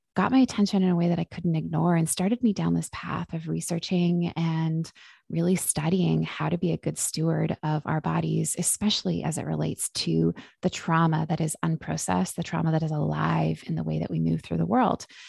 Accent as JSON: {"language": "English", "town": "Vancouver", "region": "British Columbia", "country": "Canada", "tie": "born or raised there", "lives_now": "Victoria, Canada", "said": "I am born and raised in Vancouver, B C, and just made a move to Victoria, B C"}